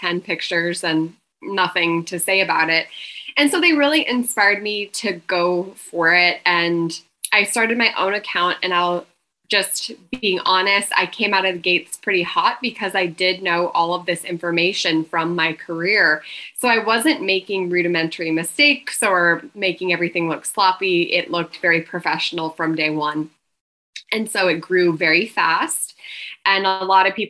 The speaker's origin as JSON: {"language": "English", "region": "Montana", "country": "United States", "tie": "born or raised there", "moved": "as an adult", "lives_now": "Austin, United States", "said": "I'm born and raised in Montana, and I moved to Austin about 12 years ago"}